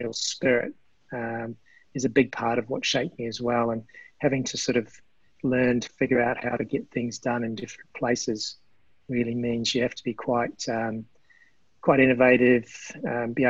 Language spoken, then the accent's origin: English; New Zealand; that's a big part of my DNA, growing up in New Zealand.